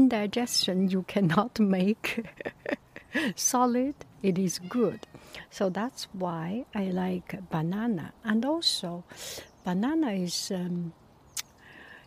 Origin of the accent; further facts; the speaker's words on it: Beijing, China; moved away; I was from Beijing, and in my area there was no banana produced.